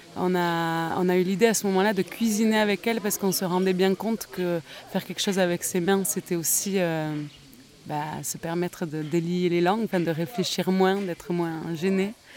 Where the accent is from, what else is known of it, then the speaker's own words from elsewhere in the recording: Bayonne, Nouvelle-Aquitaine, France; J'ai grandi à la Zup de Bayonne